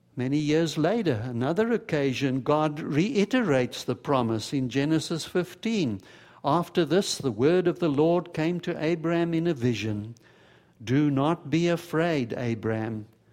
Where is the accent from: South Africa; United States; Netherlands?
South Africa; moved away; as a boy growing up in South Africa, I had a whole bunch of Jewish friends